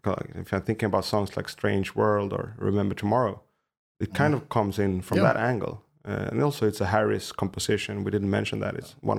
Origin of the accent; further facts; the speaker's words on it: Haninge, Stockholm County, Sweden; one of the songs that got mentioned where I was growing up in Haninge.